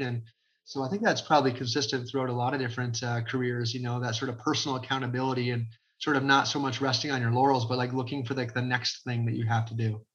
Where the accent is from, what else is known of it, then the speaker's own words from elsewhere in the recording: Crystal Beach, Ontario, Canada; when I was a high school kid, to live in Crystal Beach